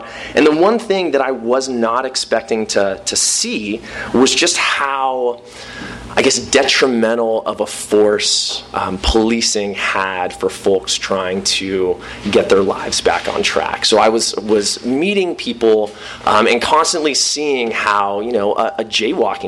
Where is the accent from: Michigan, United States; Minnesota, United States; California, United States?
California, United States; Southern; I'm from Southern California